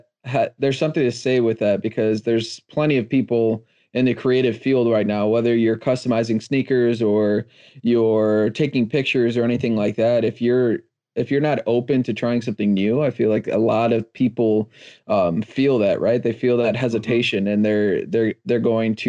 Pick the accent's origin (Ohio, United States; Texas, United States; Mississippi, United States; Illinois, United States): Illinois, United States; Chicago; I'm originally from Chicago and the small part outside of downtown called Humboldt Park.